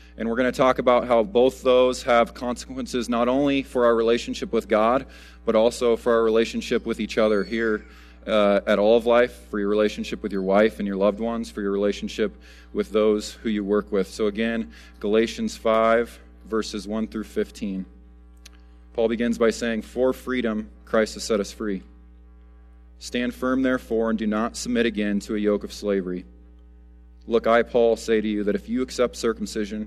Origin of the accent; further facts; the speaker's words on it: United States; As Americans